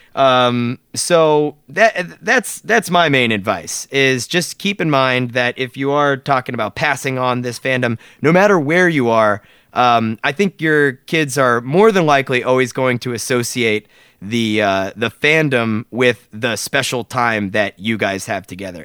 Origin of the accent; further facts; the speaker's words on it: South Florida, United States; moved away; we grew up in South Florida